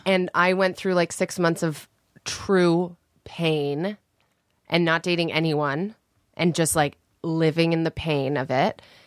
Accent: Canada; moved away as an adult; now in Los Angeles, United States; I'm from Canada

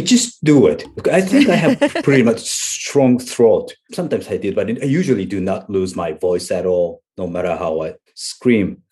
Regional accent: Japan; English is a second language; here in Japan, we learn English for, like, ten years

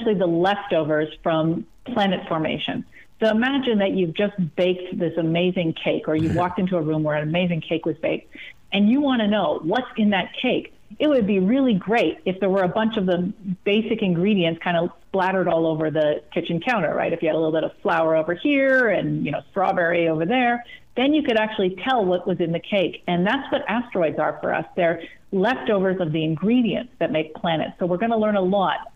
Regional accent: Sudbury, Ontario, Canada; where I grew up in Northern Ontario, a town called Sudbury

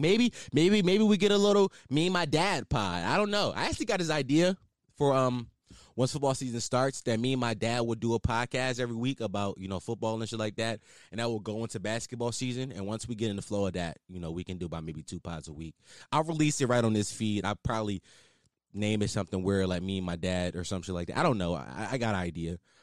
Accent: Philadelphia, Pennsylvania, United States; I am a Philadelphian

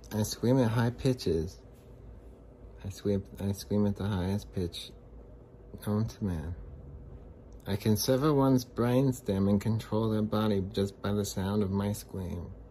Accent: Phoenix, Arizona, United States; I'm from, I'm from Phoenix

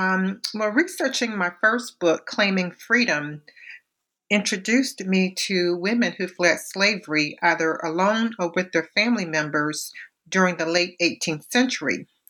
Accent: Savannah, Georgia, United States; I was born and raised in Savannah, Georgia, where the culture and landscape influenced my avocation as an archivist and historian.

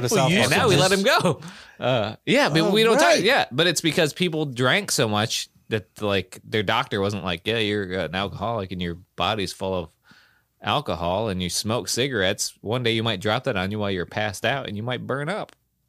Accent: Pacific Northwest, United States; I grew up in Serial Killer Alley in the Pacific Northwest.

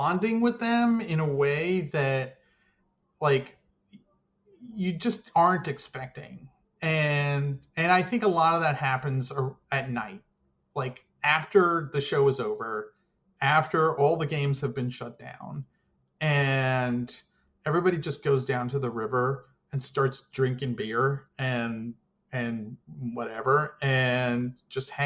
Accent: United States; being American

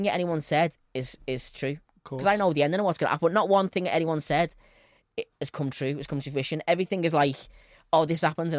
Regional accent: Eton, South East England, United Kingdom; I'm a kid from Eton.

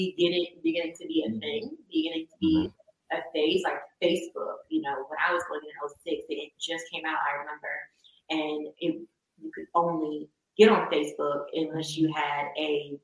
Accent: Northeast Ohio, United States; I'm from the Northeast Ohio area.

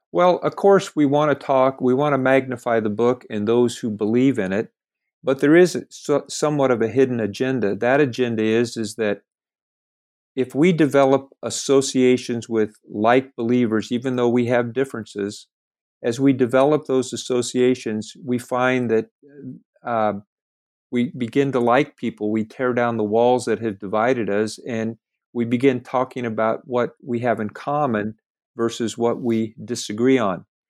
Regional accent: California, United States; moved away as an adult; also born or lived in Lamoni, Iowa; I was raised in California

